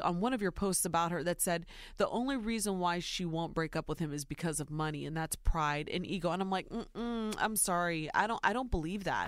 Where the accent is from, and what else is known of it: Ohio, United States; born or raised there